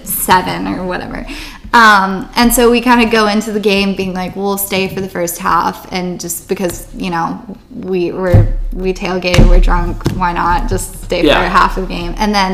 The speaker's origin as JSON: {"language": "English", "region": "Texas", "country": "United States", "moved": "yes", "said": "I'm from Texas"}